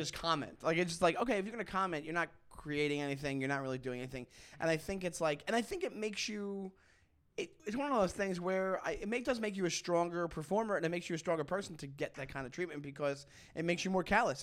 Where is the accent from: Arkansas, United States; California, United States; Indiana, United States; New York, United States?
New York, United States; Long Island; moved away as an adult; now in Brooklyn, United States; I grew up in Long Island, and I grew up a half hour from New York City